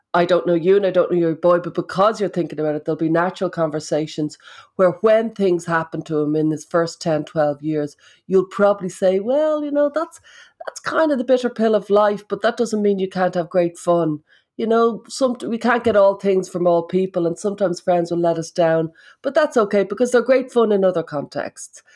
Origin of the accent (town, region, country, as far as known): Ireland